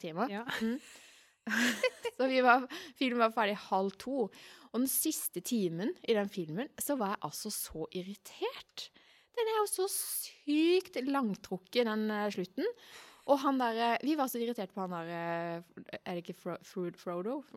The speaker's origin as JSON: {"language": "Norwegian", "town": "Arendal", "region": "Agder", "country": "Norway", "tie": "born or raised there", "said": "Hjembyen min"}